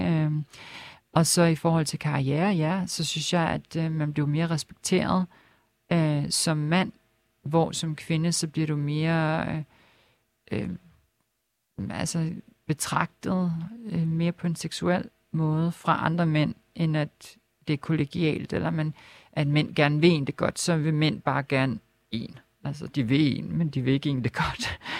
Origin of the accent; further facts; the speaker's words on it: Lolland-Falster, Zealand, Denmark; moved away as an adult; also born or lived in Helsingør / Copenhagen; jeg er ikke født der, men jeg er opvokset på Lolland Falster. Mm øh, født i Helsingør